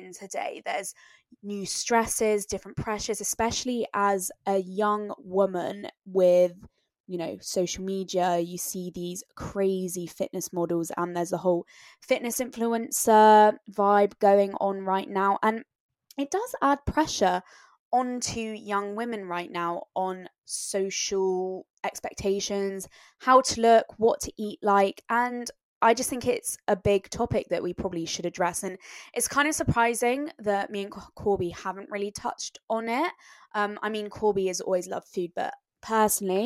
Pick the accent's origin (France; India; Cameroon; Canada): France; growing up in France